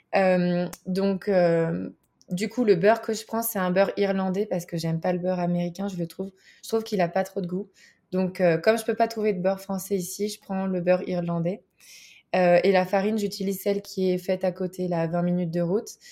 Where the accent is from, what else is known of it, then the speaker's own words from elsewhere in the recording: France; moved away as an adult; now in Bozeman, United States; je suis française